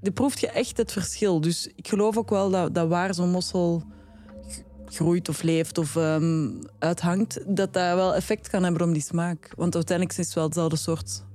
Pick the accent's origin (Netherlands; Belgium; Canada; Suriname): Belgium; Flanders; ik ben een Vlaming.